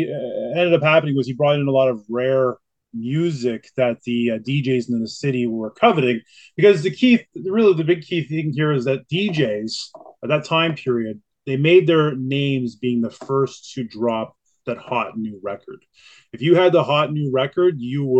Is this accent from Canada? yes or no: yes; Kingston, Ontario, Canada; now in Toronto, Canada; I grew up in Kingston, Ontario, which is about 250 kilometers outside of Toronto